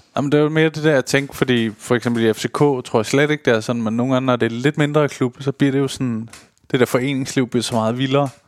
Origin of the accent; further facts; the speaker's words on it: Køge, Zealand, Denmark; jeg er jo fra Køge